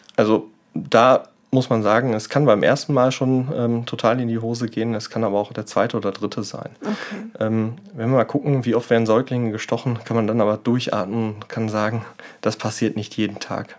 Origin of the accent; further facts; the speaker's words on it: Germany; hier bei uns in Deutschland